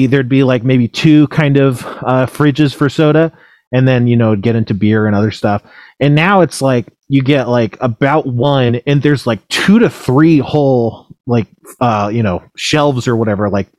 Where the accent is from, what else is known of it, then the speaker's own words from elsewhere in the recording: near Los Angeles, California, United States; I grew up in a town that's like maybe 30 hours without traffic or 30 minutes without traffic away from